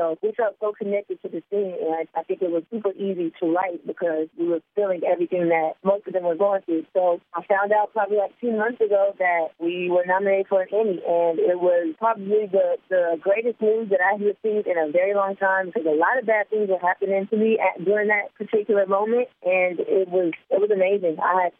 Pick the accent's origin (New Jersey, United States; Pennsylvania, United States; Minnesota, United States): New Jersey, United States; Because I'm from Jersey, aggressive. I'm not as aggressive as I used to be, but, you know, I still am that strong Jersey girl.